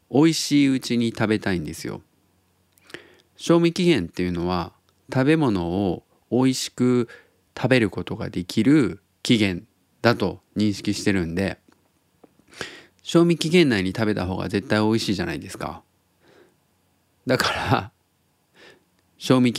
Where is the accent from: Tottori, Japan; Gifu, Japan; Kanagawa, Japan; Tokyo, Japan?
Tottori, Japan; now in Osaka, Japan; 僕が鳥取生まれギターポップ育ちの刑事です大阪市在住です